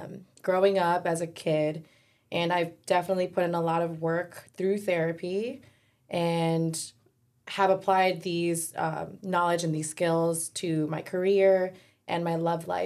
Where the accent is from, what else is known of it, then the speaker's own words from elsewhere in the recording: United States; growing up in America